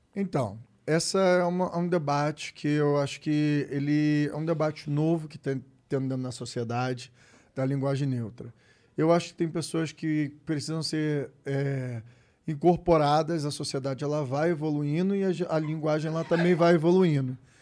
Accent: Brazil; sou brasileiro, eu sou brasileiro. E favelado

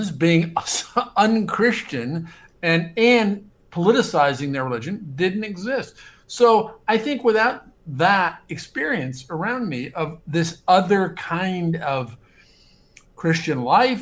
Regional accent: Omaha, Nebraska, United States; moved away as an adult; now in New York, United States; I grew up in Omaha, Nebraska, and certainly if not for the fact that I grew up in Omaha, Nebraska in the 1960s and 70s

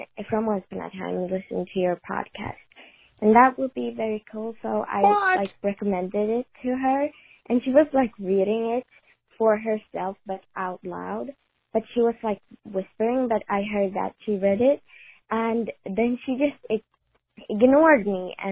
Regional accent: Sweden; English is a second language; I'm from Sweden, so my English is not

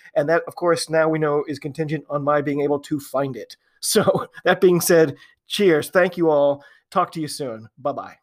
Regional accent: United States; I am an American rugby fan

